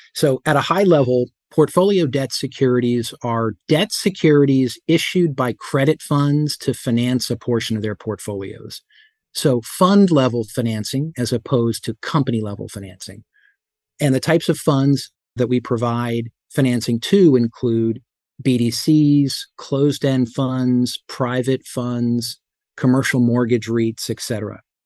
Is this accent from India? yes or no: no; Whippany, New Jersey, United States; I grew up in Whippany, New Jersey